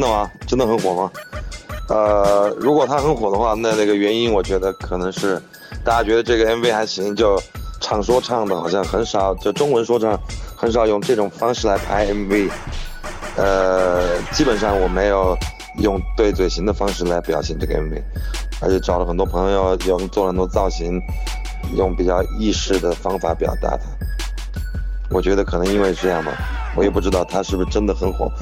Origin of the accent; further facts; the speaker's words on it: Chengdu, Sichuan, China; 我是来自成都，四川成都的